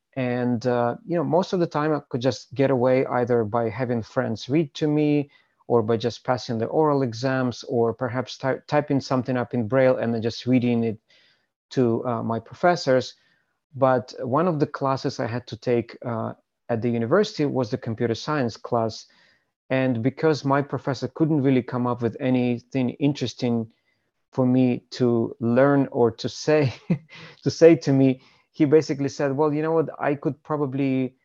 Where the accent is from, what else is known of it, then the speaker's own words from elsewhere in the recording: Ukraine; born there; I was born in Ukraine, as you pointed out